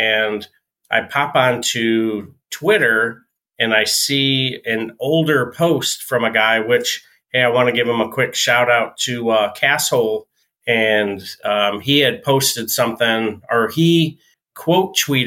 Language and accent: English; New York, United States; moved away; I'm from New York